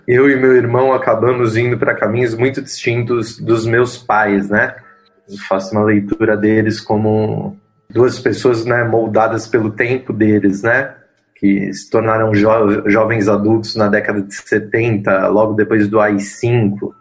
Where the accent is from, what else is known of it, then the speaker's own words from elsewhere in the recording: São Paulo, Brazil; Eu sou um paulistano, nascido e criado em São Paulo, sou da Zona Leste, Vila Formosa